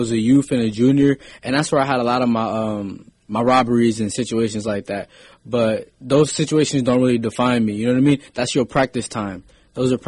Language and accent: English; San Francisco, California, United States; I grew up in San Francisco for the most part of my life